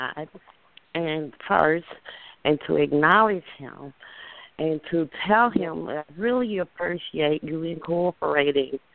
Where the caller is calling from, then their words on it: Houston, Texas, United States; I am calling from Houston, Texas